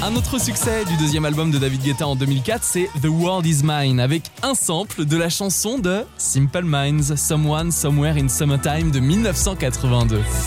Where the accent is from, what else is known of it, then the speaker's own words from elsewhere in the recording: France; Chez nous, en France